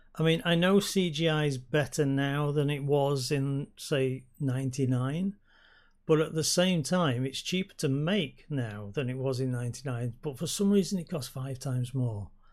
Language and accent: English; Yorkshire and the Humber, United Kingdom; I come from Yorkshire